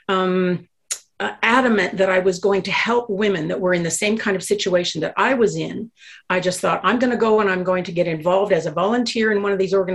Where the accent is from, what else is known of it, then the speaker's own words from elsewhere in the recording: Ontario, Canada; moved away as an adult; now in Edmonton, Canada; I came originally from Ontario. And I moved out to the Edmonton area when I was in my early 20s.